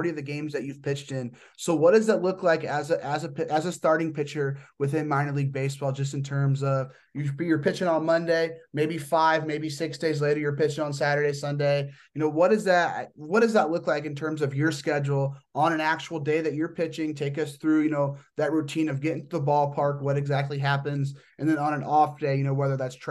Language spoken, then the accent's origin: English; Midwest, United States; I'm from the Midwest.